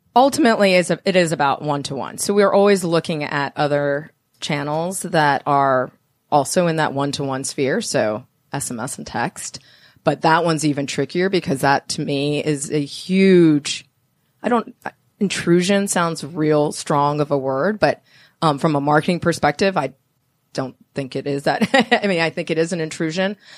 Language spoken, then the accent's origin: English; Miami, Florida, United States; now in Atlanta, United States; I'm from Miami